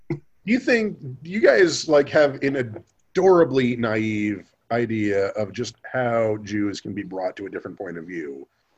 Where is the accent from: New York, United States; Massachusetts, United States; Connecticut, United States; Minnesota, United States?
New York, United States; Buffalo; born there; now in Kansas, United States; I mean, I was born in New York.